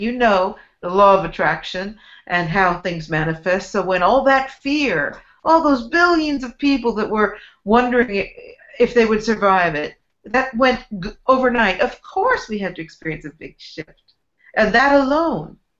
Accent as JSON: {"language": "English", "area": "San Francisco Bay Area", "region": "California", "country": "United States", "tie": "born or raised there", "said": "I grew up in San Francisco Bay Area"}